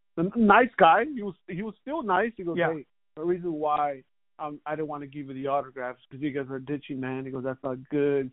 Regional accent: Los Angeles, California, United States; I grew up in East L.A.

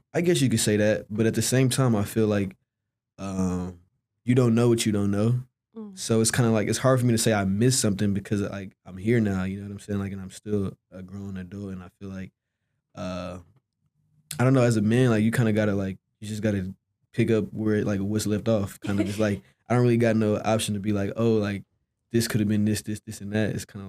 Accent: Dallas, Texas, United States; So I was raised obviously in Dallas, but I went to Duncanville High School for, well, like 2 years

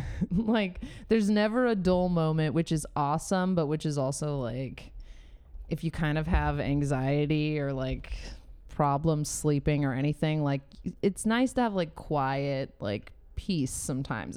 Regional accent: San Diego, California, United States; moved away as an adult; now in Los Angeles, United States; I'm from San Diego

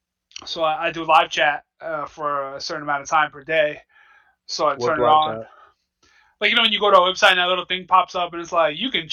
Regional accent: Jamaica; I'm just like, yo, like, I'm from Jamaica.

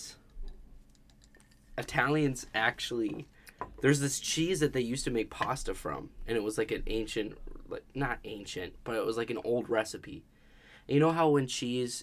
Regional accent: Wisconsin, United States; I grew up in Wisconsin

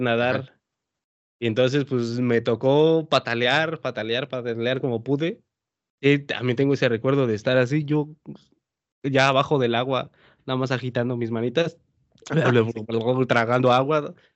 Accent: Oaxaca, Mexico; como buen oaxaqueño

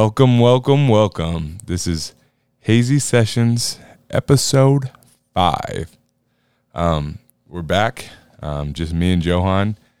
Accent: Iowa, United States; out of Decorah, Iowa, shout out my home state

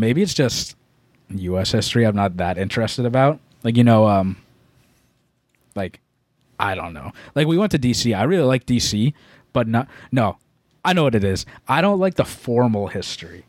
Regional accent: Massachusetts, United States; We're from Massachusetts

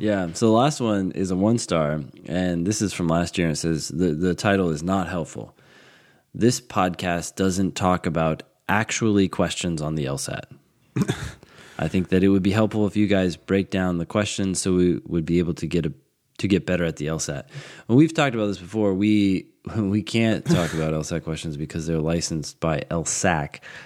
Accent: California, United States; now in Vienna, Virginia, United States; I grew up in California, in, like, the desert

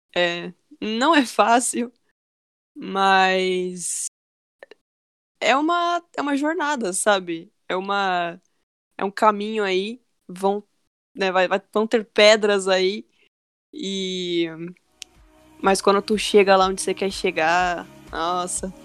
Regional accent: São Bernardo do Campo, São Paulo, Brazil; eu sou de São Bernardo, grande ah. ABC em São Paulo.

